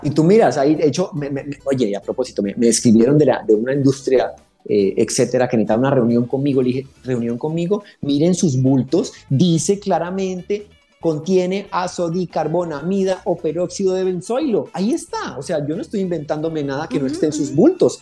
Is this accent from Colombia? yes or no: yes; Colombia; como ah, latinos, como colombianos